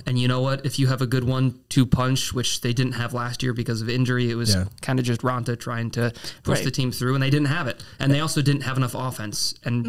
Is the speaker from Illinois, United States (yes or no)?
yes; Chicago, Illinois, United States; moved away as an adult; also born or lived in Minnesota; now in North Carolina, United States; I grew up in Chicago, around Chicago. I should add that. And then I worked in Minnesota for 2 years.